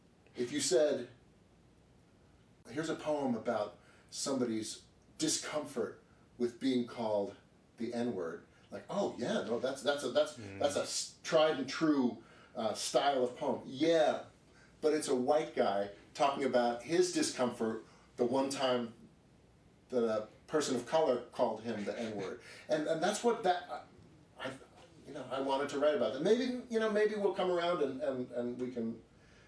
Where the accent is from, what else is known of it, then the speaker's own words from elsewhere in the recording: New York City, New York, United States; I grew up on Park Avenue.